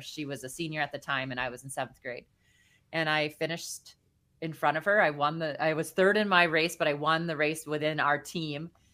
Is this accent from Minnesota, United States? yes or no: yes; Dawson, Minnesota, United States; I wanted to be a meteorologist growing up in Minnesota